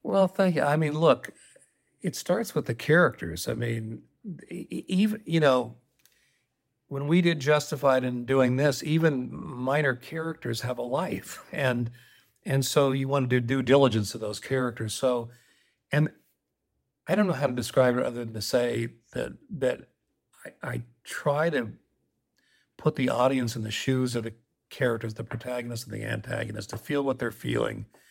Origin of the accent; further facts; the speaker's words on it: Colorado, United States; I grew up in Colorado